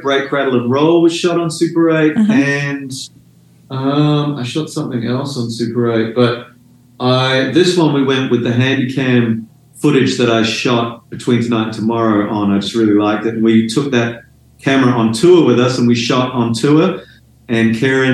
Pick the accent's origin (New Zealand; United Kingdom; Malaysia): New Zealand; Dunedin, Otago; now in Melbourne, Australia; my hometown's Dunedin